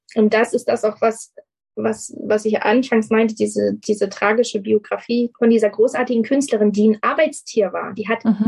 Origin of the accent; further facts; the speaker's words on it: Germany; hier bei uns in Deutschland